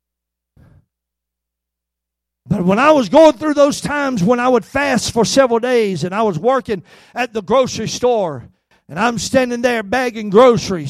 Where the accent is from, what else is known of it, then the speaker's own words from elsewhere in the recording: Albany, Georgia, United States; I worked at a grocery store in my hometown of Albany, Georgia